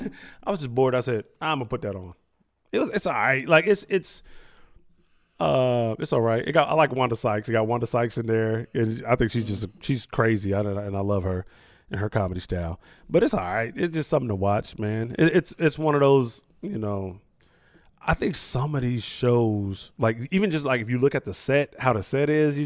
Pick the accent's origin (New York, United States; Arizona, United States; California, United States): California, United States; Sacramento; I'm from Sacramento